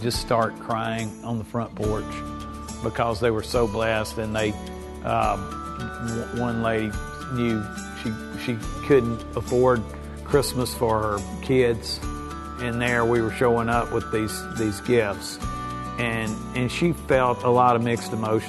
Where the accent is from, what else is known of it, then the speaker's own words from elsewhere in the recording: Mississippi, United States; I am from Mississippi. I do know about hayride in the country.